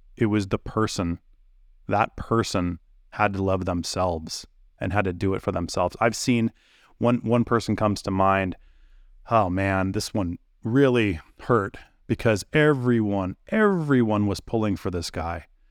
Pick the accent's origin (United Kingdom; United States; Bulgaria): United States; my life as an American